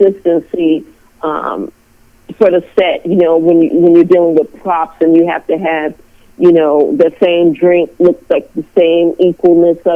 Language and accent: English; Los Angeles, California, United States; I'm from LA. I'm from California